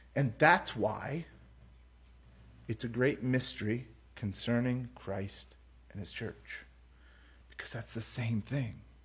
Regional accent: United States; I'm an American

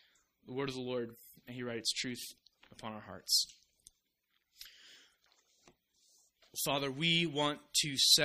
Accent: Orange City, Iowa, United States; moved away; I'm an Iowan, an Iowa boy at heart. I love my hometown. I'm also a Dutchman at heart, and my hometown is called Orange City.

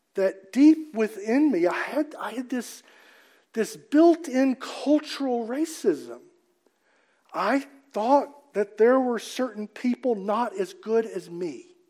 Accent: Mississippi, United States; I'm from Mississippi

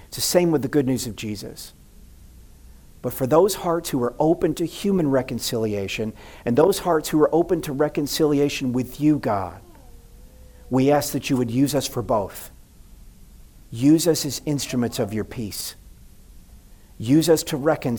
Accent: the South, United States; I grew up in the South

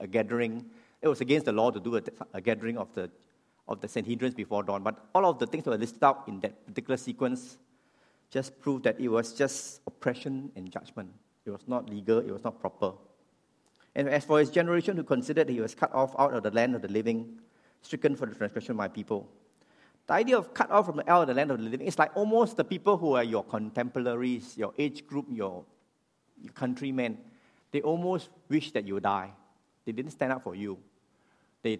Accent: Singapore; I'm a Singaporean

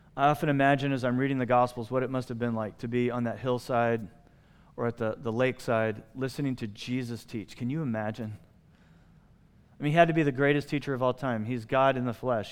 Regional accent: United States; I'm an American.

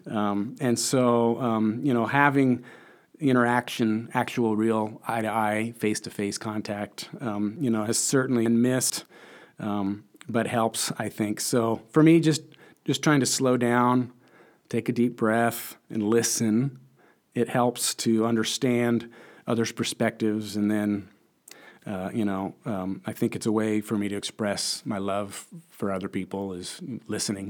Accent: Lincoln, Nebraska, United States; also born or lived in Chicago; I'm from Lincoln, Nebraska, born and raised, uh, right here

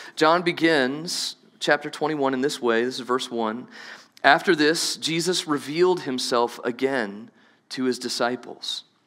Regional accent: New Orleans, Louisiana, United States; moved away; I grew up in Southeast Louisiana. Maybe you didn't know that. I'm from New Orleans

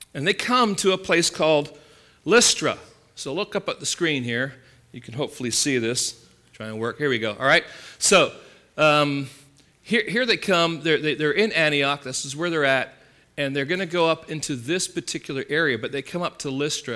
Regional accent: England, United Kingdom; now in California, United States; growing up in England

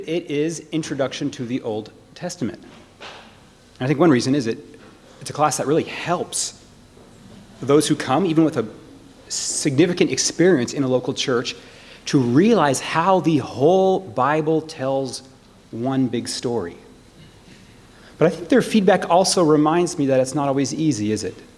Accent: United States; I'm, I'm an American

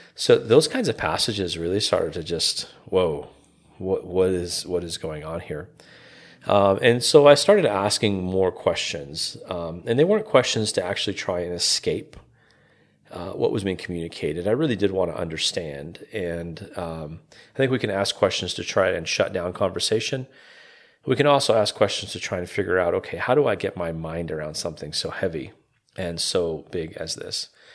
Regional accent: Calgary, Alberta, Canada; moved away as an adult; also born or lived in Toronto, Canada; now in Evansville, Indiana, United States; born and raised in Calgary, Canada, uh, Calgary, Alberta, Canada.

